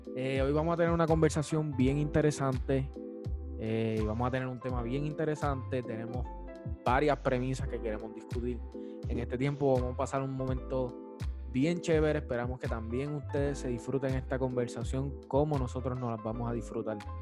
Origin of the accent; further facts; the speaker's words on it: Juana Díaz, Puerto Rico; soy de Juana Díaz